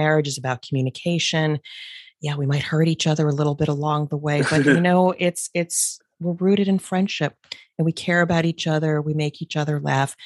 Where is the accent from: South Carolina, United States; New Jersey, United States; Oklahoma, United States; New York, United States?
New Jersey, United States; moved away; We're originally from the East Coast, so Jersey people like to bust chops.